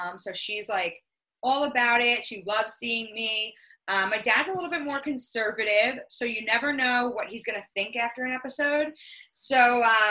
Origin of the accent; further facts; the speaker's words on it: Long Island, New York, United States; I'm from Long Island. I live on or in, whatever you prefer. I live on Long Island. And I live at home with my parents